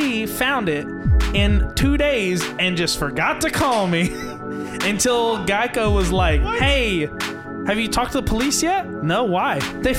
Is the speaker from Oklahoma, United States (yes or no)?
no; Pike County, Appalachia, Kentucky, United States; accent: Appalachian; I'm from Pike County.